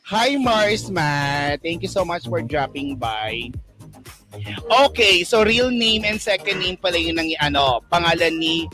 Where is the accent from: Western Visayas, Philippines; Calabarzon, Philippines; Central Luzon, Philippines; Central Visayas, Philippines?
Central Visayas, Philippines; Yes, taga Cebu ako.